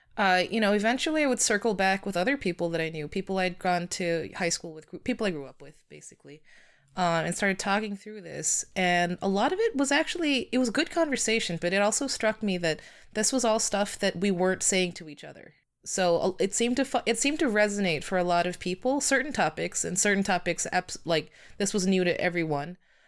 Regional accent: Los Angeles, California, United States; I'm from Los Angeles, California, and I grew up in a really heavily Asian enclave.

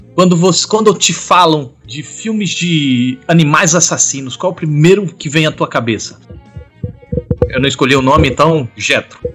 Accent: Maceió, Alagoas, Brazil; Eu sou de Maceió, eu não falo oxe nem oxente.

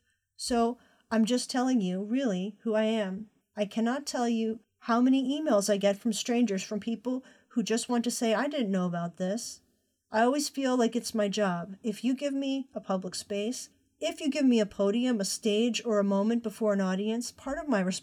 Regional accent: Conway, South Carolina, United States; I was born in Conway, South Carolina, right on the cusp of the Atlantic Ocean. I didn't know this as a girl growing up.

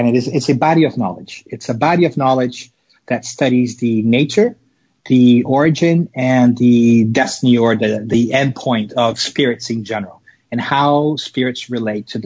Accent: Rio de Janeiro, Brazil; I was born and raised in Brazil, in Rio de Janeiro

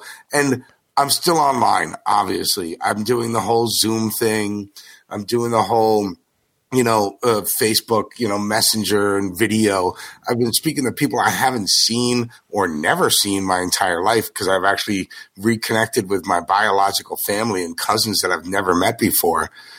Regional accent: Paramus, New Jersey, United States; Yep, Paramus.

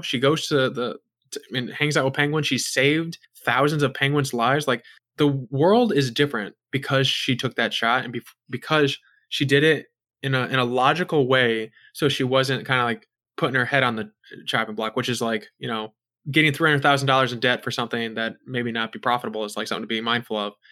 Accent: United States; I'm an American

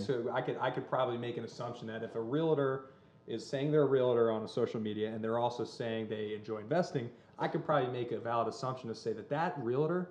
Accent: New Jersey, United States; I grew up in Jersey.

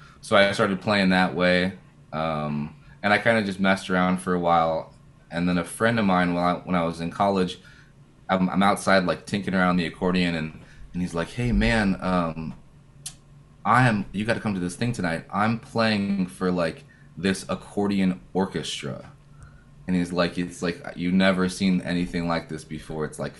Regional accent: Arizona, United States; moved away; where I was growing up in Arizona. But my dad is from Brazil. My mom's American.

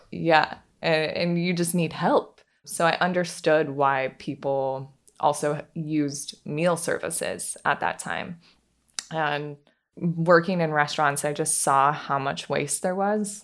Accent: Pacific Northwest, United States; now in Charleston, United States; I grew up in the Pacific Northwest, and I just had a really free childhood

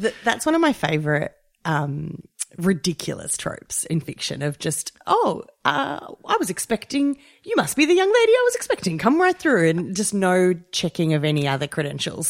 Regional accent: Australia; about the Australian dialect and do we have regional accents? And they're not as pronounced as they are in the U K. but we do have them.

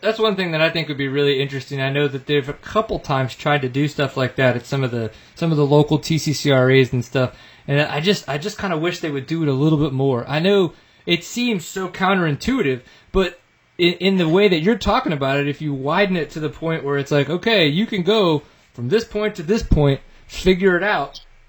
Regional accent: Louisiana, United States; I grew up in Louisiana

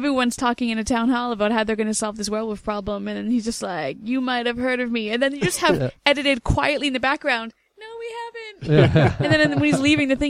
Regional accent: Canada; we're both Canadian.

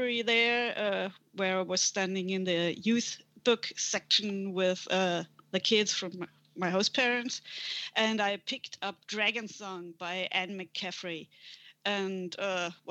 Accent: Germany; first language German; English is a second language; I'm from Germany. So that's the reason you might hear an accent.

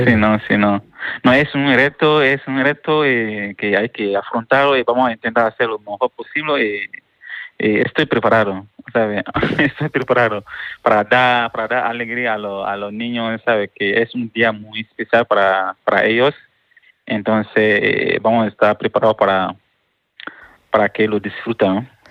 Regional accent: Mali; moved away as an adult; now in Málaga, Spain; soy de Mali, vengo de Mali

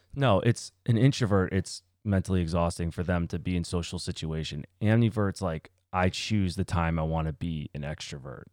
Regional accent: United States; Born in the same country. America, baby.

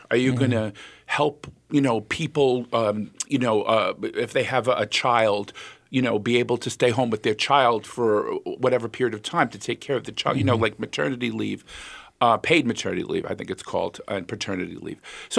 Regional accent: United States; I was born in the United States. I'm an American citizen.

